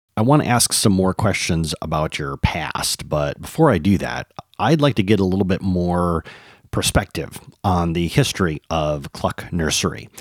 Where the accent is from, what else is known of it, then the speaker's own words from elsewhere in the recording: Michigan, United States; moved away; After twenty years, I've returned to my native Michigan, and I'm looking to reconnect with my home state.